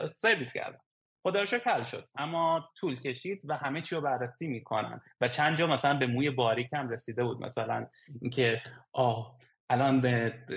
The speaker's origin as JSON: {"language": "Persian", "country": "Iran", "moved": "yes", "lives_now": "Estonia", "said": "از ایران اومدیم"}